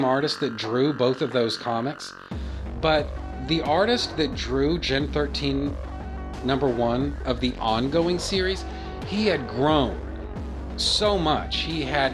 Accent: Texas, United States; I'm from Texas.

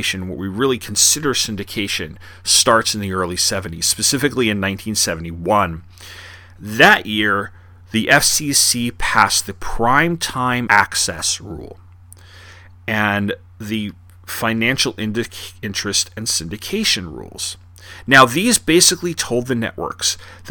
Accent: Long Island, New York, United States; when I was growing up in Long Island in the 80s and 90s

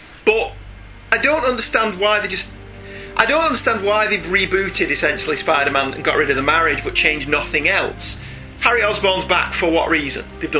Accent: Ireland; considering I'm an Irishman and you two are British.

